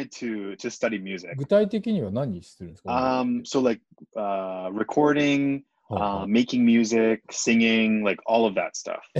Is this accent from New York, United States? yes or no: no; Honolulu, Hawaii, United States; I'm 26 years old and I'm from Honolulu, Hawaii.